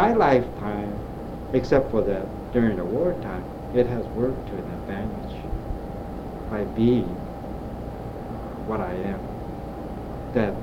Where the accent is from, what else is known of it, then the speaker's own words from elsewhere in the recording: United States; I'm an American